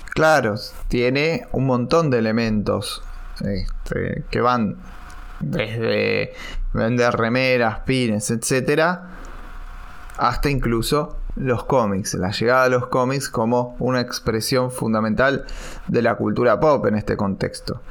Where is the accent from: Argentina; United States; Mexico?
Argentina; nosotros no llegamos a ver desde Argentina